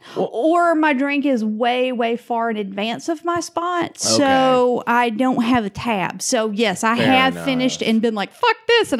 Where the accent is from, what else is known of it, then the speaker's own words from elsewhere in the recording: the South, United States; I'm from the South. We say Lafayette.